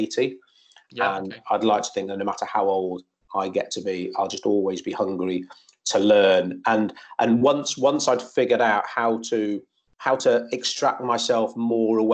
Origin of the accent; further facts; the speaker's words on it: Shropshire, West Midlands, United Kingdom; moved away as an adult; we're both from Shropshire. I went to the same school as her brothers